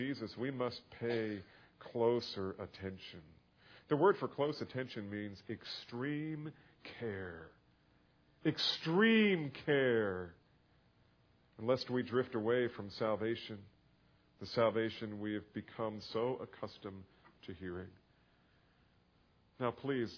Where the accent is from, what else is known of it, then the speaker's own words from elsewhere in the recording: New Jersey, United States; now in Texas, United States; I didn't grow up here. I grew up in New Jersey